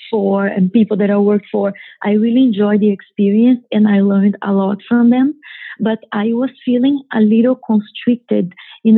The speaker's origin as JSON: {"language": "English", "country": "Brazil", "tie": "born or raised there", "also_born_or_lived": "New York City, United States", "second_language": "English", "moved": "as an adult", "lives_now": "Miami, United States", "said": "I grew up in Brazil in a town that when I left my town, we were probably 7,000 people"}